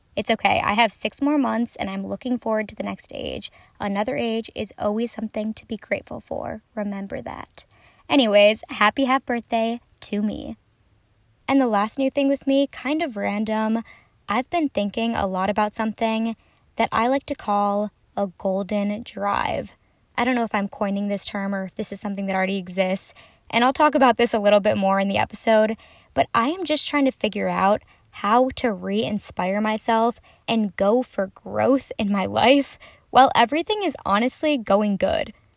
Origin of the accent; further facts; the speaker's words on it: Minnesota, United States; I'm from Minnesota